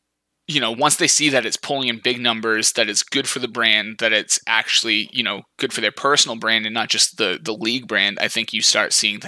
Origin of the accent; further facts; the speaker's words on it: United States; it's tough being an American F1 fan.